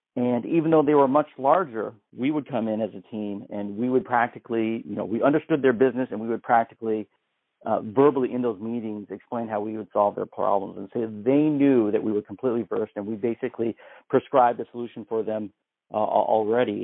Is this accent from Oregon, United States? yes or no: yes; Canby, Oregon, United States; I'm a small town boy growing up in Canby, Oregon